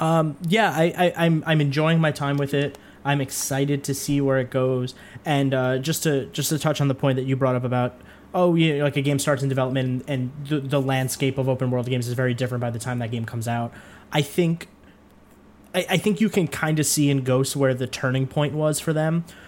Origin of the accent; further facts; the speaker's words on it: New York, United States; somebody who's from New York